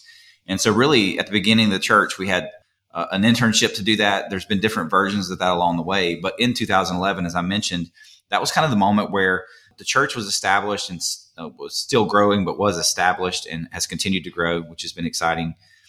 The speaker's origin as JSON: {"language": "English", "town": "Lineville", "region": "Alabama", "country": "United States", "tie": "born or raised there", "also_born_or_lived": "Birmingham", "said": "I was actually born and raised near Mount Cheeha, if you're familiar with that state park, in a small town called Lineville, Alabama, and I graduated 2A school, very small high school, but loved growing up in that area, and then moved to Birmingham for UAB."}